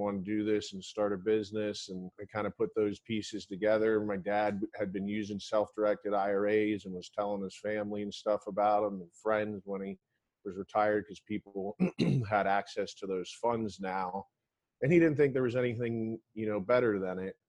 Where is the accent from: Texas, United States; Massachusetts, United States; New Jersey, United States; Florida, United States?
Florida, United States; I grew up in Florida